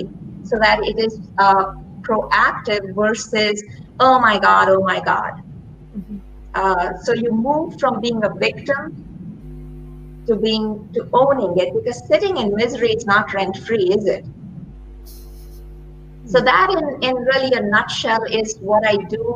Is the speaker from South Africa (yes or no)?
no; India; moved away as an adult; now in Ohio, United States; I grew up during times in India of a lot of social and political turmoil.